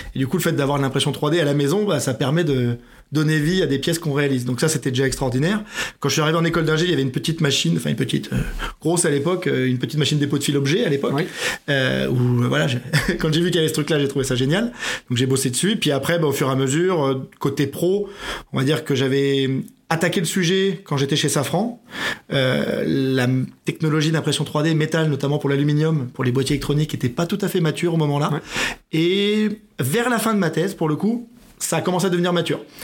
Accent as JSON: {"language": "French", "town": "Metz", "region": "Grand Est", "country": "France", "also_born_or_lived": "Melun / Oyonnax", "moved": "yes", "said": "je viens de Metz."}